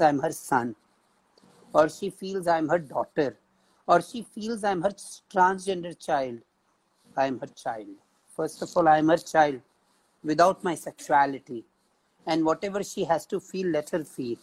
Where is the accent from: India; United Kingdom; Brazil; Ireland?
India; And as an Indian